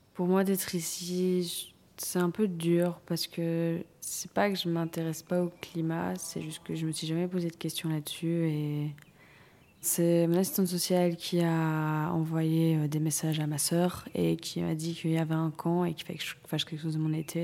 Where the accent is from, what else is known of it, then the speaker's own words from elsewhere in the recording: Dinant, Wallonia, Belgium; je viens de Dinan